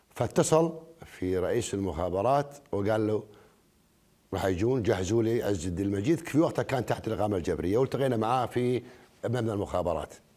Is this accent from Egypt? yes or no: no; Kuwait; احنا ككويتيين